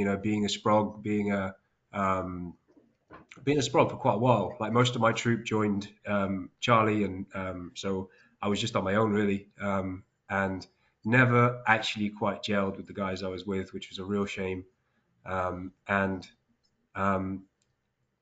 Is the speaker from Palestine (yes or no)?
yes; West Bank, Palestine; moved away; I grew up in Palestine in the occupied West Bank